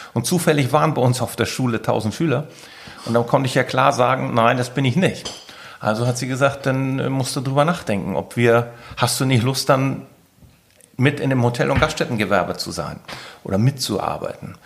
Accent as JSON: {"language": "German", "town": "Keitum", "region": "Schleswig-Holstein", "country": "Germany", "tie": "born or raised there", "said": "Ich bin ein gebürtiger Sylter, Kaitumer"}